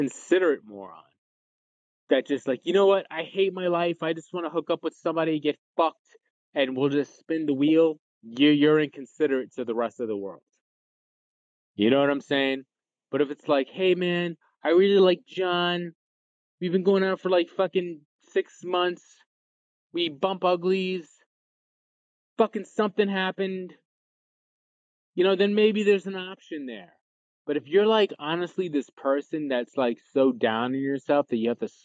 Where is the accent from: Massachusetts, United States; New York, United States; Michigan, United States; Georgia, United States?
New York, United States; New York City; I grew up in the Bronx